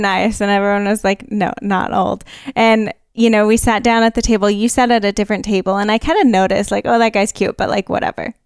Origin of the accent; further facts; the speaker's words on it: California, United States; I'm from California